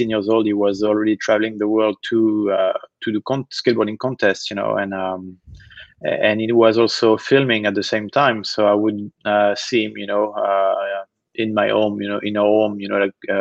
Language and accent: English; Nantes, Pays de la Loire, France; from my hometown in France, a city called Nantes. So I grew up, you know, playing club basketball